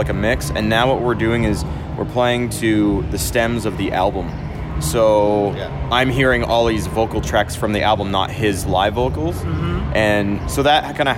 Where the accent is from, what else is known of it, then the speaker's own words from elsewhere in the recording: Canada; we're Canadian